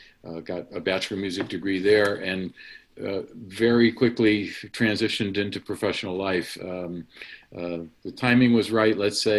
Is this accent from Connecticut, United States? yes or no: yes; Connecticut, United States; I'm from Connecticut, and we could commute up to the Hart School on Saturdays